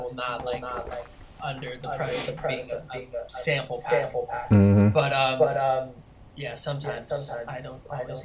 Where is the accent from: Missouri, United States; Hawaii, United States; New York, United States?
New York, United States; Harrison; also born or lived in Brooklyn / Queens; I was born and raised in New York. I was born in the city, but then moved out to the suburbs. Specifically, a town called Harrison in Westchester, New York.